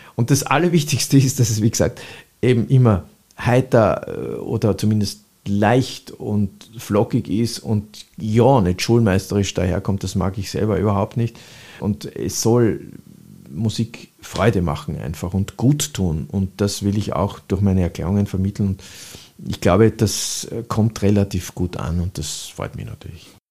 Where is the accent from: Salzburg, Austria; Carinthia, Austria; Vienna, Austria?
Vienna, Austria; Ich bin in der Speisinger Straße aufgewachsen